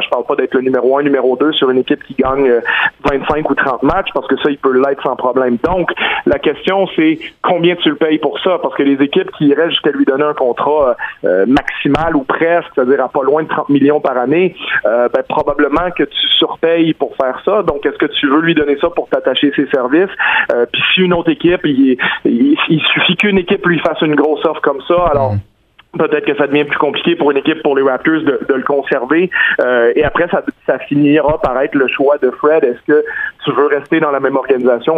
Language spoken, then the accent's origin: French; Quebec, Canada; on est des Québécois